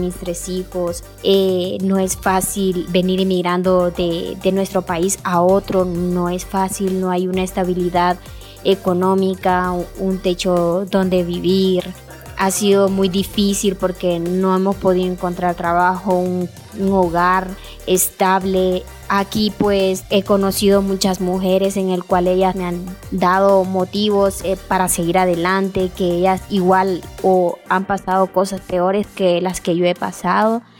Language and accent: Spanish; Honduras; moved away as an adult; now in San Cristóbal de las Casas, Mexico; yo vengo de Honduras